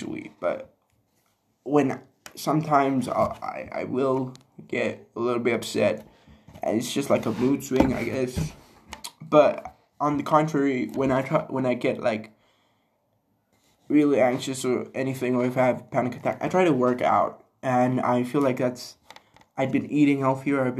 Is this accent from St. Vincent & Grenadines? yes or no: no; Zimbabwe; moved away; my hometown, my home country, Zim.